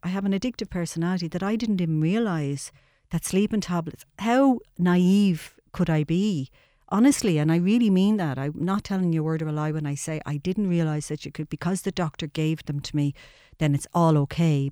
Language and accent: English; Dublin, Leinster, Ireland; I was born and reared in Charlemagne Street in the tenements